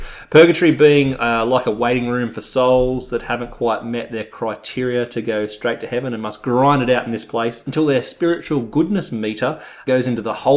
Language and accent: English; Australia; being Australian, we say it quickly